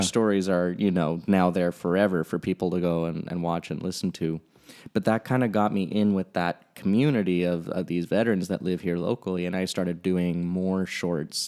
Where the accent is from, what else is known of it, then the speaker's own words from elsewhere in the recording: Cambria, California, United States; I was raised on the Central Coast. I live in Cambria. Um, been here my whole life.